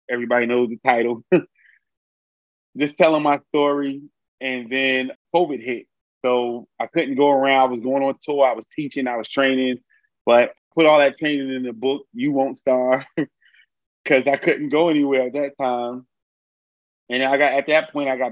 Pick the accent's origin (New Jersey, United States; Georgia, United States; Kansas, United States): New Jersey, United States; Newark; I'm born and raised in Newark, New Jersey.